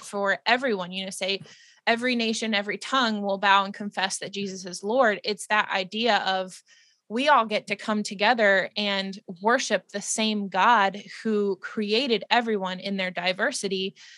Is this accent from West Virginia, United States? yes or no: yes; West Virginia, United States; I grew up in West Virginia